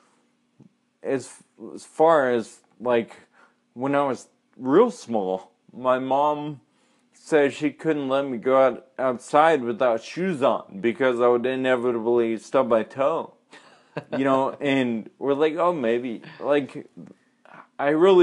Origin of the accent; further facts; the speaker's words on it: California, United States; grew up in a suburb in California